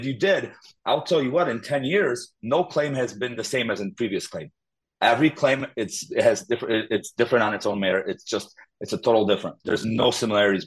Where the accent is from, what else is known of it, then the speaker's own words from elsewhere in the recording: Illinois, United States; also born or lived in Poland; now in Crown Point, United States; Grew up in Illinois.